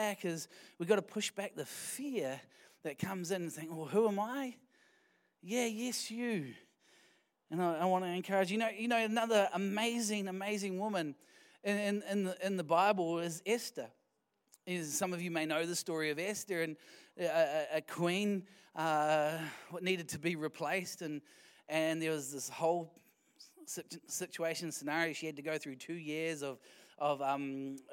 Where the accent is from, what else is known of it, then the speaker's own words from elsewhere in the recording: Wellington, New Zealand; moved away; we're from Wellington